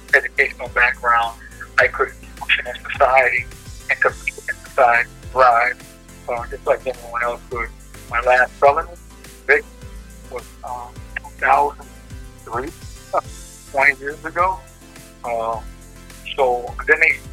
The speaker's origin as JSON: {"language": "English", "town": "Minneapolis", "region": "Minnesota", "country": "United States", "said": "being African American from North Minneapolis"}